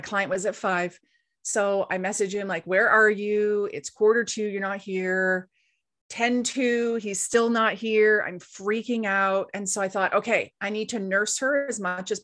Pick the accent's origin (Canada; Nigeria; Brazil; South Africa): Canada; East Coast of Canada; now in West Coast of Canada, Canada; we live on the West Coast of Canada and I grew up on the East Coast of Canada